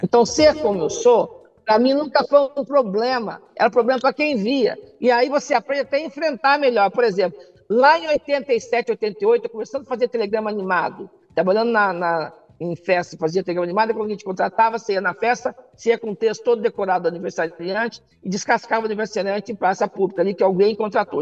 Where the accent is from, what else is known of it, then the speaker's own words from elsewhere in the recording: Poços de Caldas, Minas Gerais, Brazil; also born or lived in Serrinha; quando nós mudamos de Serrinha para Poços, teve um choque social muito grande